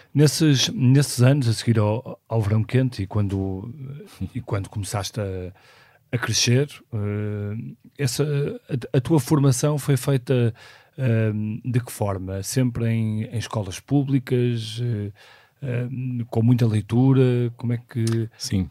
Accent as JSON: {"language": "Portuguese", "town": "Porto", "region": "Porto District", "country": "Portugal", "tie": "born or raised there", "said": "nasci no Porto em 1976"}